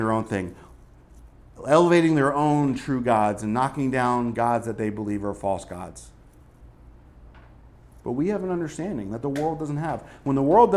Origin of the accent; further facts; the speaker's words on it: Northeast, United States; moved away; growing up in the Northeast